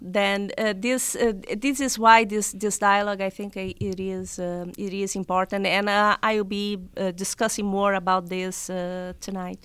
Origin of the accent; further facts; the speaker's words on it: South Region, Brazil; English is a second language; moved away as an adult; now in United States; I was born and raised in Brazil